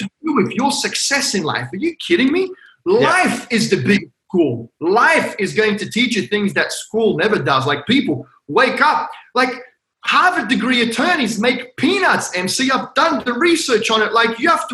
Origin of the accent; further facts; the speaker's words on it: Australia; moved away; also born or lived in Hong Kong; I'm Australian. My parents are from Croatia